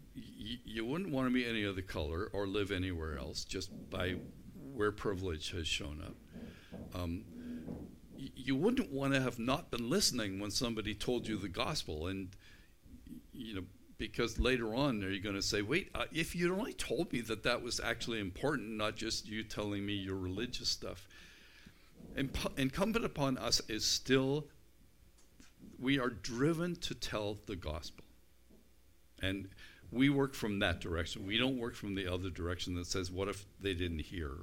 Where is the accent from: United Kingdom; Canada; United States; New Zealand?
United Kingdom; I'm British